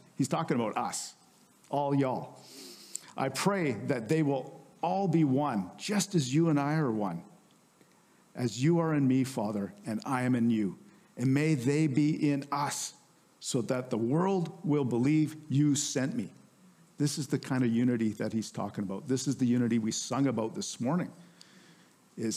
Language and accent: English; Canada; we're Canadians